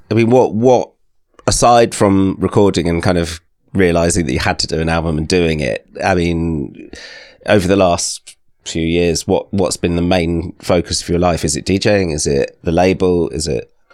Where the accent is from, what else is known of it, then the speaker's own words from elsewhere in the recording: Thames Valley, South East England, United Kingdom; I grew up in the Thames Valley